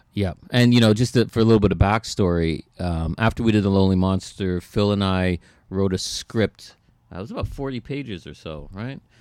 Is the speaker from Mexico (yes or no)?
no; Toronto, Ontario, Canada; we're from Scarborough